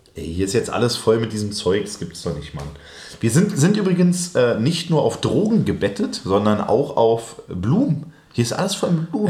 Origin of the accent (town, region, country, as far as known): Berlin, Germany; born or raised there